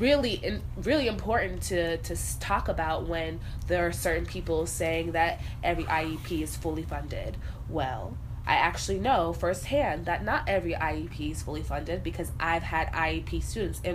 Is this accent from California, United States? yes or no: yes; California, United States; now in Chicago, United States; I'm from California, there was a time in my life when I was a child where I lived in Chicago, south side, because of my family